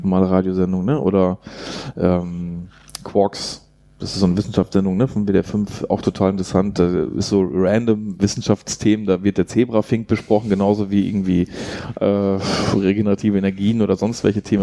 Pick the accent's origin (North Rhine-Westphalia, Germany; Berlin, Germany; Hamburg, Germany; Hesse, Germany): North Rhine-Westphalia, Germany; near Jens Spahn's home village; der kommt aus meinem Heimatdorf, also in der Nähe.